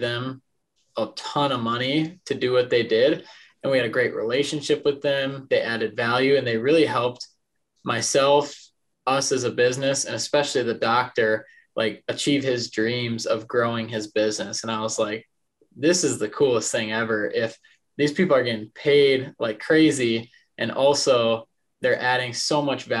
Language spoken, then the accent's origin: English; Detroit Lakes, Minnesota, United States; moved away as an adult; also born or lived in Mankato, Minnesota; now in Omaha, United States; born and raised in Detroit Lakes, Minnesota. Grew up there